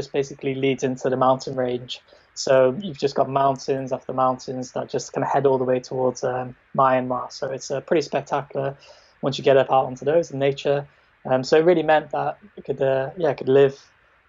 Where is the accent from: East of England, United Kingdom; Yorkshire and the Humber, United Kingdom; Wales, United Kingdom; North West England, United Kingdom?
Wales, United Kingdom; moved away as an adult; also born or lived in Thailand; I grew up in Wales, always kind of ran in Wales